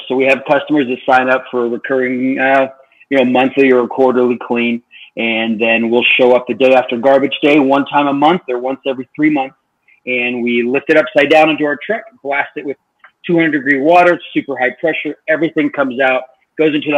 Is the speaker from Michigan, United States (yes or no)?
no; the Ozarks, southern Missouri, United States; now in Utah, United States; I grew up in southern Missouri in the Ozarks, kind of by Springfield and Branson